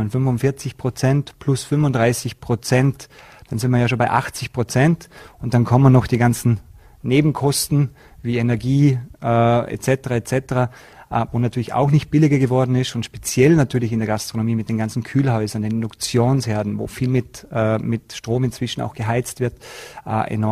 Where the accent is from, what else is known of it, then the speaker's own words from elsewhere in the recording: Austria; da bei uns in Österreich der Warenkorb für die Inflation auch gastronomieanteilig höher ist als in manchen anderen Ländern.